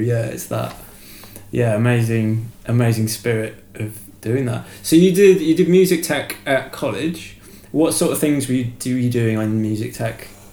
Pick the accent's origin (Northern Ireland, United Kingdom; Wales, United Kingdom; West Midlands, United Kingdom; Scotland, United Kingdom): West Midlands, United Kingdom; Shropshire; where I'm from in Shropshire as well, it's like farming land